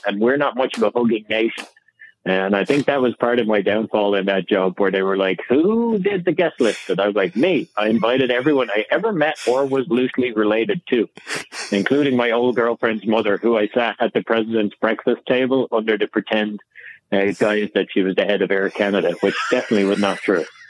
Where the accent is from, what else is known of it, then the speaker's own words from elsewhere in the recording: Ireland; now in United States; I'm from Ireland